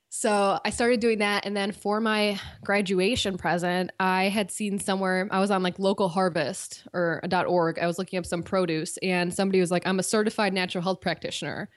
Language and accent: English; Cleveland, Ohio, United States; moved away; I'm from Cleveland originally